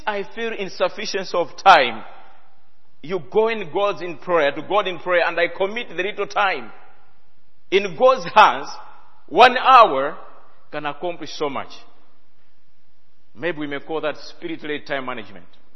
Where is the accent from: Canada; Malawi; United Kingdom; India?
Malawi; I come from Malawi